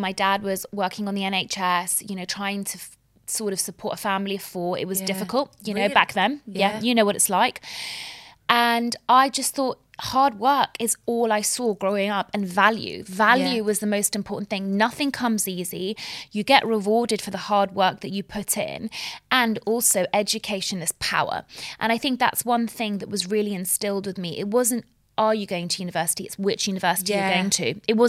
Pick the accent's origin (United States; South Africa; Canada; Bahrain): Bahrain; And Bahrain, it was actually in the middle of the Gulf War. So I do remember growing up in the Gulf War.